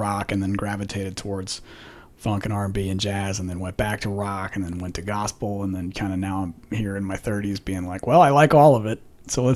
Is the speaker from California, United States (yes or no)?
yes; Menlo Park, California, United States; moved away as an adult; now in Texas, United States; I grew up in Menlo Park in California